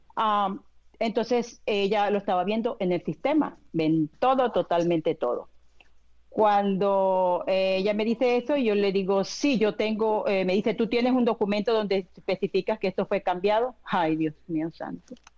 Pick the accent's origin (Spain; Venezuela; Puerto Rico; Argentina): Venezuela; now in United States; yo soy de Venezuela, cuando yo estaba en Venezuela